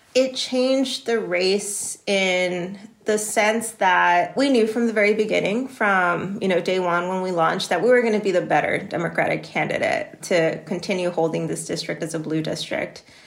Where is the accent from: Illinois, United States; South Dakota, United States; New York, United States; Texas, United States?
Texas, United States; Laredo; I was born and raised here in Laredo, Texas